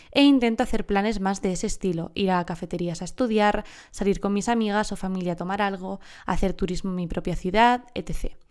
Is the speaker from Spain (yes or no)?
yes; southern Spain, Spain; Encima soy del sur de España, imagínate, que aquí son las dos que más duran, ¿cierto?